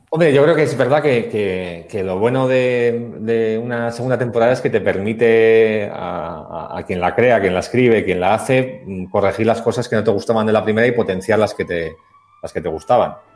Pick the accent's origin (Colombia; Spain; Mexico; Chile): Spain; Basque Country; somos los dos vascos